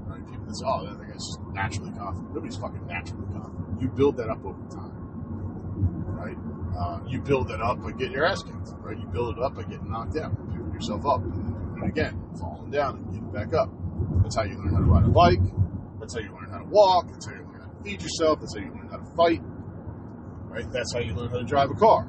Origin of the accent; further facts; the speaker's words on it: New Jersey, United States; growing up in Jersey